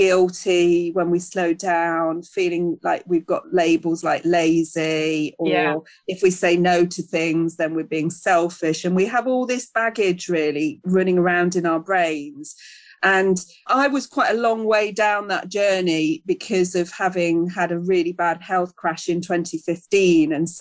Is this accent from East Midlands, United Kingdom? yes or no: yes; Charnwood Forest, East Midlands, United Kingdom; now in South Derbyshire, United Kingdom; I grew up in Charnwood Forest and now live in the National Forest in South Derbyshire.